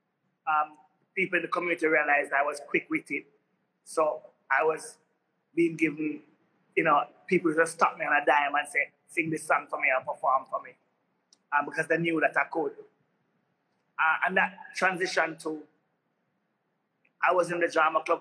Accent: Kingston, Jamaica; I was literally the average inner city child growing up in Kingston

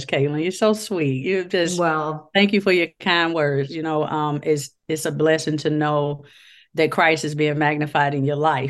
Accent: Chicago, Illinois, United States; So I was born and raised in Chicago, Illinois, and the west side of Chicago, you know, rough neighborhood.

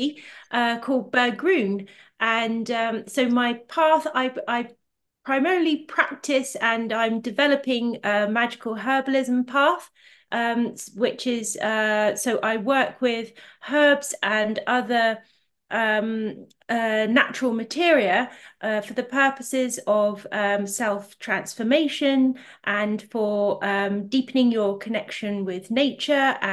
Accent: Ventnor, South East England, United Kingdom; I was quite fortunate to have grown up in two quite remote but beautiful parts of the country. So I'm from the Isle of Wight, from a town called Ventnor

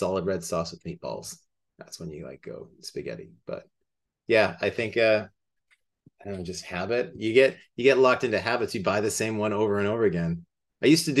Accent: Alberta, Canada; I grew up in Alberta

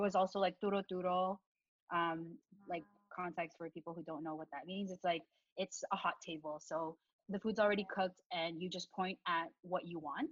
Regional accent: Canada; also born or lived in Philippines; I was born in the Philippines, and you know, we headed to Canada when I was five years old, and I do have like memories of the Philippines, um, but you know, I definitely would say I grew up here in Canada

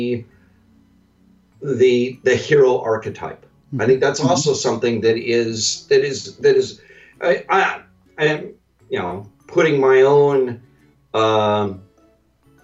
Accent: Western United States, United States; I'm from the Western United States

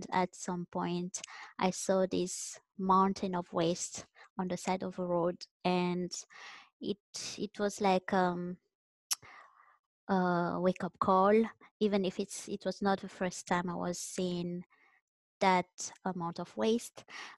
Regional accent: Madagascar; now in Vancouver, Canada; I'm from Madagascar and now I'm based in Vancouver, Canada.

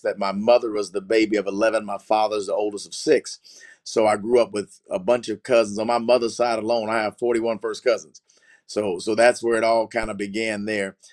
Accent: Oklahoma City, Oklahoma, United States; I, am from Oklahoma City. I grew up in the greater Oklahoma City metro area, really in the country

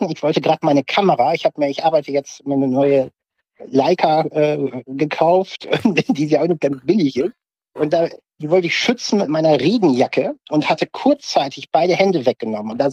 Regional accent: Varel, Lower Saxony, Germany; now in Oldenburg, Germany; Also ich äh, lebe ja hier in Oldenburg, bin aufgewachsen äh, in Farel am Jadebusen, war die Ecke

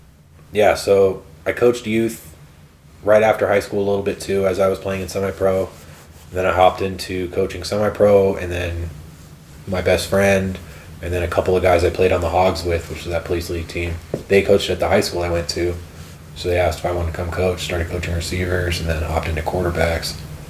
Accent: Massachusetts, United States; moved out there for a year because we're originally from Massachusetts, so we have family out there and stuff.

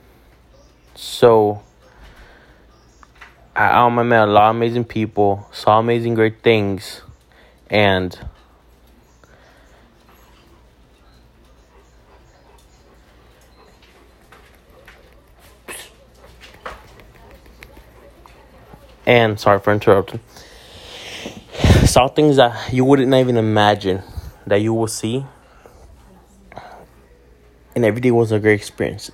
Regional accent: Hialeah, Florida, United States; I'm a kid from Hialeah, aka Neo de Hialeah, or in English, the kid from Hialeah

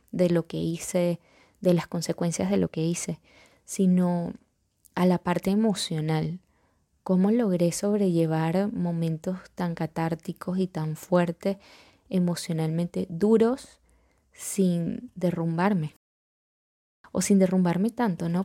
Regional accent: Venezuela

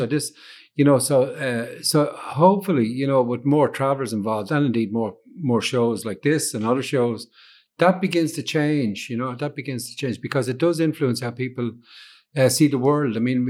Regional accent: Dublin, Leinster, Ireland; I was born in Dublin, but I traveled quite a lot. So, you know, so although I'm from Dublin, I identify with Dublin kind of in one way, you know, but I'm a traveler

